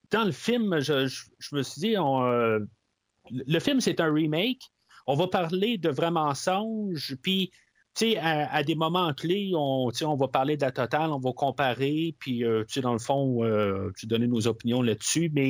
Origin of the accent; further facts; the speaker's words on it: Canada; Peut-être qu'on le sait parce qu'on est Canadien